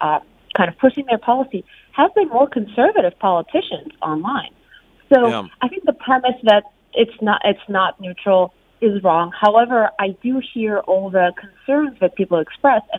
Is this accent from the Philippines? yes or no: no; Russia; English is a second language; moved away as an adult; now in United States; I grew up in Russia, and I moved here only 5 years ago for law school